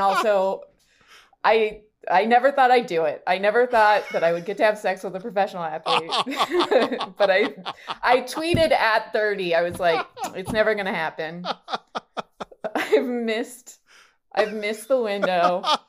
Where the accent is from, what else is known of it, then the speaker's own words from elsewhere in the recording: Rancho Cucamonga, California, United States; moved away; also born or lived in New York; I grew up in Rancho Cucamonga, California